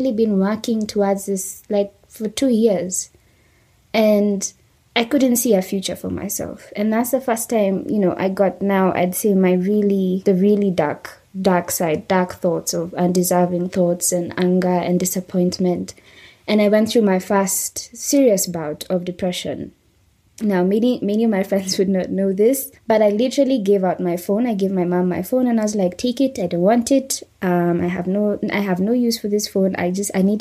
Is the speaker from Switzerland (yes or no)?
no; Kenya